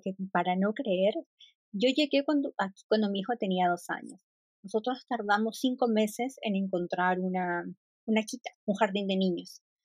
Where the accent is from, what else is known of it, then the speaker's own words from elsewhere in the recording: northern Peru, Peru; moved away as an adult; also born or lived in Lima, Peru / Cieneguilla, Peru; now in Germany; Yo soy de Perú y soy del norte de Perú. Crecí siempre en el norte de Perú